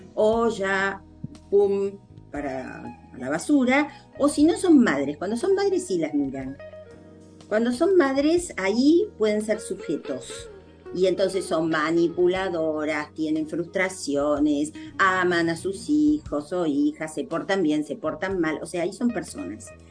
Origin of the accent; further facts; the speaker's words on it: Argentina; nosotros hablamos español en la Argentina